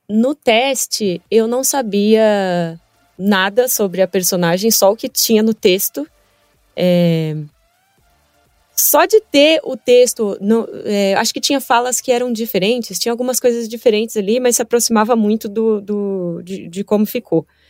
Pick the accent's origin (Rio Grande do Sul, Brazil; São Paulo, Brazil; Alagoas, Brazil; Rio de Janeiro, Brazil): São Paulo, Brazil; Eu sou filha de baiano, minha mãe é mineira, eu nasci em São Paulo